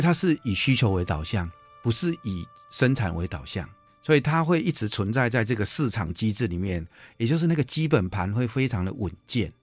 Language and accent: Chinese; Puyan, Changhua County, Taiwan; 我是彰化普賢鄉的人